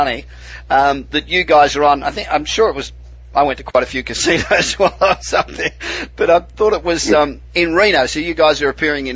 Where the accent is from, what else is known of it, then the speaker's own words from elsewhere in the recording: Australia; moved away as an adult; now in Los Angeles, United States; I'm originally from Australia. I've been living in Los Angeles for 25 years, but I'm originally Australian